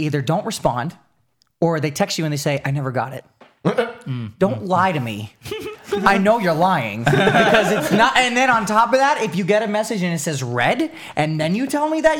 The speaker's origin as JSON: {"language": "English", "region": "New York", "country": "United States", "tie": "born or raised there", "moved": "yes", "said": "I grew up in New York, so growing up around the hardcore scene is like it's in my yeah. blood"}